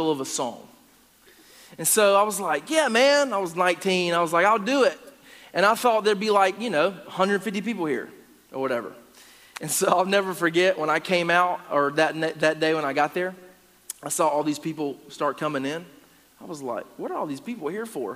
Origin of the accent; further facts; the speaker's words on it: Gastonia, North Carolina, United States; now in Upstate South Carolina, United States; I'm originally from Gastonia, North Carolina